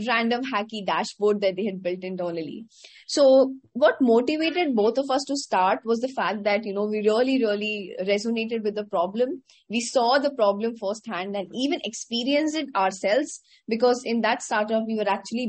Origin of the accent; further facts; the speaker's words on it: Patna, Bihar, India; moved away as an adult; also born or lived in Pilani, Rajasthan, India; now in Bangalore, India; I actually grew up in a tier two city in India called Patna in the state of Bihar